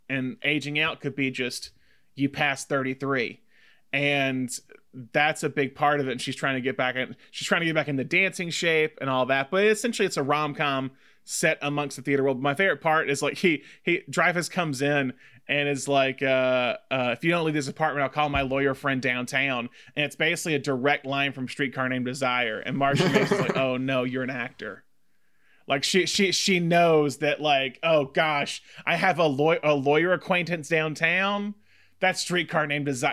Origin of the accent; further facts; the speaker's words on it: Tuscaloosa, Alabama, United States; growing up in Alabama in Tuscaloosa